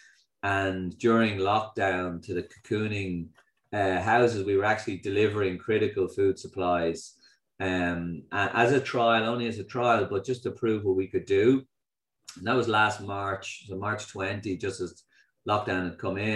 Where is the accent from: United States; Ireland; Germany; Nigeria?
Ireland; being Irish